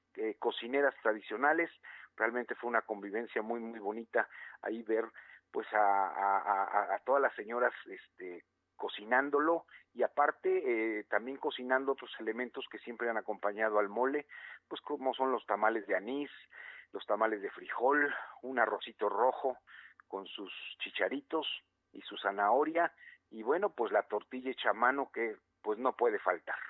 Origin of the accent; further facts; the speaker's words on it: Puebla, Mexico; lo que somos los poblanos